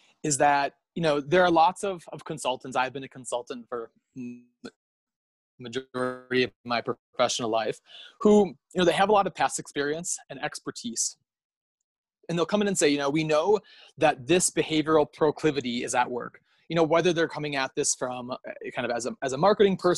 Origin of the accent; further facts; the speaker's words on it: United States; accent: American; now in Kenya; I'm an American, as everyone can probably tell from my accent